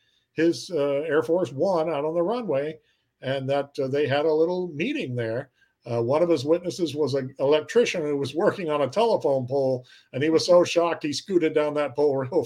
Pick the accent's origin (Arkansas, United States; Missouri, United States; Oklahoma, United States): Missouri, United States; Cape Girardeau; my hometown of Cape Girardeau, Missouri